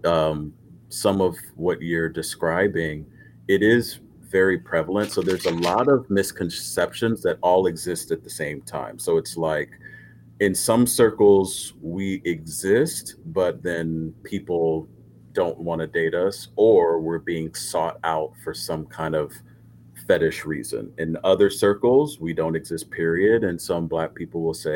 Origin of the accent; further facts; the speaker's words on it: Los Angeles, California, United States; also born or lived in South Korea; I'm born and raised in Los Angeles